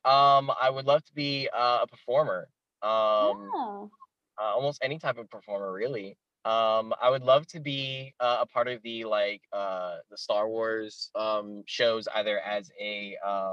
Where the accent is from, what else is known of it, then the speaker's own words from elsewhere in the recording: Altamonte Springs, Florida, United States; I've pretty much stayed in Florida. I've moved around quite a bit in Florida, but yeah, I was born in Altamont Springs, which is kind of like south of Orlando